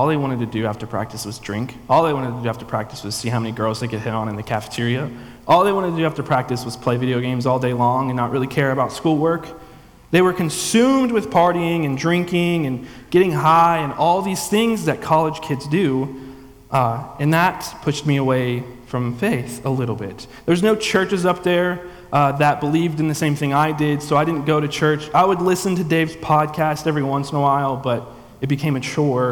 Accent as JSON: {"language": "English", "region": "the Bible Belt", "country": "United States", "tie": "born or raised there", "also_born_or_lived": "Tiffin, Ohio", "said": "I grew up in a church my whole life, but that's kind of what we did down in the Bible Belt"}